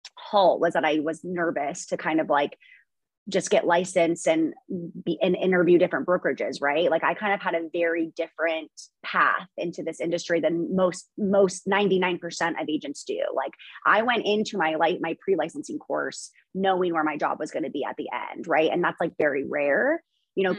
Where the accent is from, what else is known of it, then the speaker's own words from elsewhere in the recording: Idaho, United States; I was born in Idaho. I grew up here.